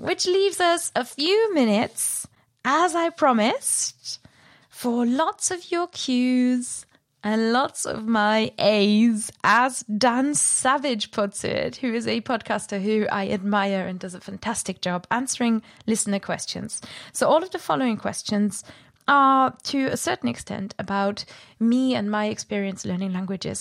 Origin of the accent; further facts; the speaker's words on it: Germany; accent: German; my german accent